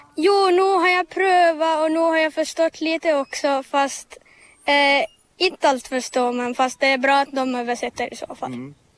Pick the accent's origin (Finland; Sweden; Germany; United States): Finland; Vaasa, Ostrobothnia; first language Finnish; Swedish is a second language; Och jag kommer från Vasa